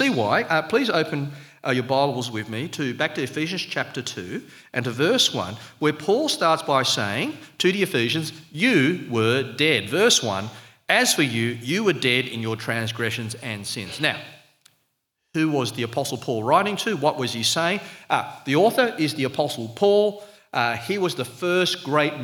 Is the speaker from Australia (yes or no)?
yes; Sydney, New South Wales, Australia; accent: Australian; I was born in Australia, you can tell by the slightly unsubtle accent, and I've always been a citizen, but my parents actually came from overseas. They were migrants from Malaysia.